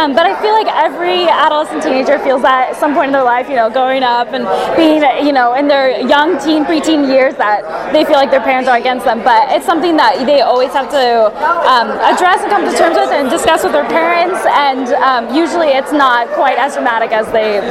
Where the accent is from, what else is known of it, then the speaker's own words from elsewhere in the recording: San Diego, California, United States; now in Myrtle Beach, United States; and I'm from San Diego.